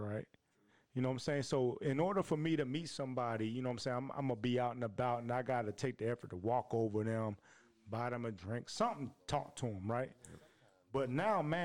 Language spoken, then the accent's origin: English; Tennessee, United States; I'm from Tennessee